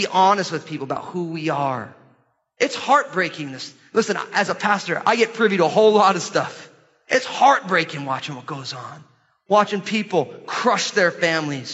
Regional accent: United States; American Christians

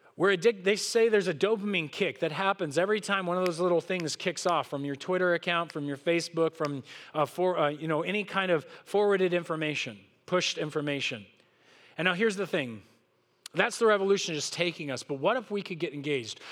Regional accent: Southern California, United States; I grew up here in Southern California

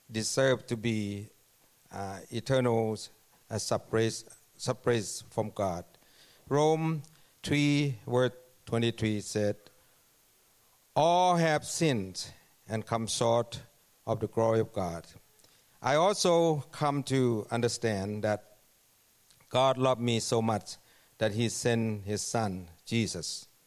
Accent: Thailand; English is a second language; moved away as an adult; now in Canada; I, I come from Thailand and came to Canada 2007 as a worker.

